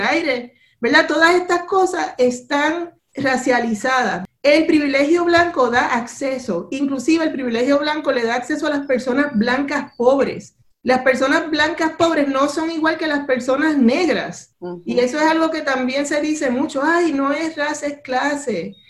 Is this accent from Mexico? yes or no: no; Puerto Rico; now in Providence, United States; no todos los puertorriqueños somos iguales